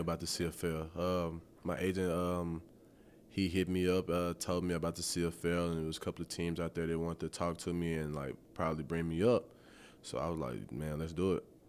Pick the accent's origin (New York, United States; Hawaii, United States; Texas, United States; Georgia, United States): Texas, United States; Tyler; moved away; born and raised in Tyler, Texas